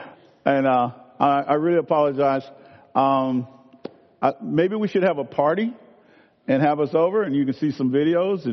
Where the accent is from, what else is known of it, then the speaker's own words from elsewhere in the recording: Clarksdale, Mississippi, United States; I'm from Clarksdale, Mississippi